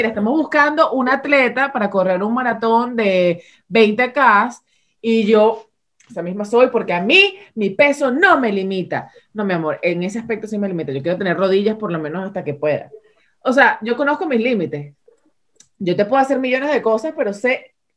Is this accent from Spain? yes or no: no; Venezuela; ambas dos somos venezolanas